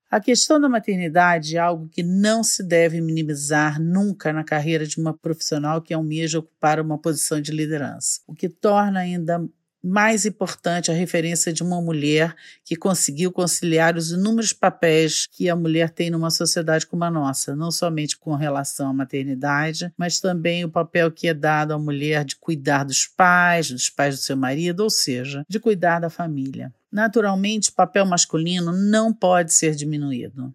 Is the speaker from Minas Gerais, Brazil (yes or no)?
no; Rio de Janeiro, Brazil; moved away as an adult; also born or lived in United States; now in São Paulo, Brazil; Eu sou carioca, tenho 54 anos